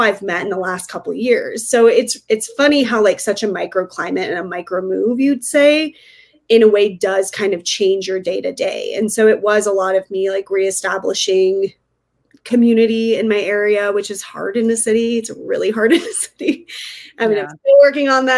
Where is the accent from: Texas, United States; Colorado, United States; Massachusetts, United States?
Colorado, United States; Northern; now in Denver, United States; I grew up in Northern Colorado and we had just moved to Denver